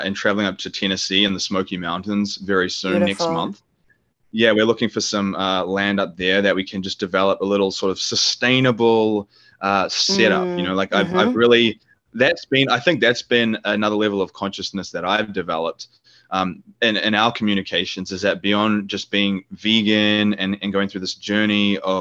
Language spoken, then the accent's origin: English; New Zealand; moved away; New Zealand, which is my home country